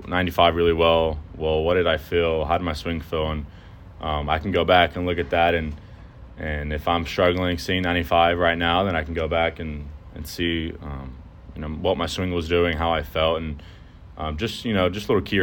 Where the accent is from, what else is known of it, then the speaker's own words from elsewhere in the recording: Houston, Texas, United States; I would love to play in Houston, where my hometown is